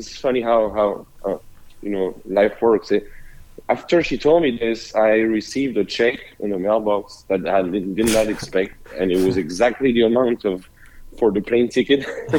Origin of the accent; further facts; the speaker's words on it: Paris, Île-de-France, France; moved away as an adult; also born or lived in Montpellier, France; now in Nashville, United States; I'm from Paris. I was born and raised in Paris, but I lived in the south of France, in Montpellier, for about 8 years, right before I moved to the U.S.